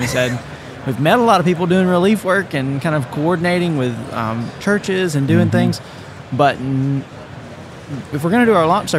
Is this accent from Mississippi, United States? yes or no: yes; Mississippi, United States; moved away as an adult; now in New Orleans, United States; I am originally from Mississippi. I'm one of the pastors at Harvest Church. It's a church plant here in New Orleans.